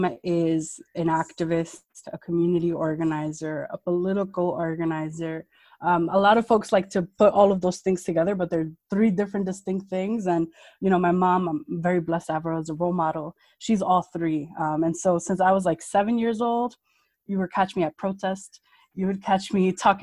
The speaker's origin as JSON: {"language": "English", "town": "New York City", "region": "New York", "country": "United States", "tie": "born or raised there", "said": "I'm born and raised in the Bronx"}